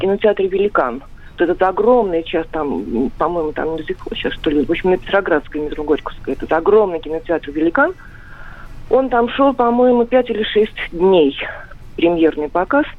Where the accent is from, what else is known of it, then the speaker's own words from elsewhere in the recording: Saint Petersburg, Russia; я из Ленинграда, из Петербурга